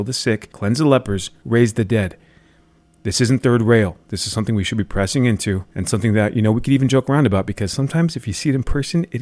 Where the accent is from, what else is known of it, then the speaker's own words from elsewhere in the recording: United States; We, as American Christians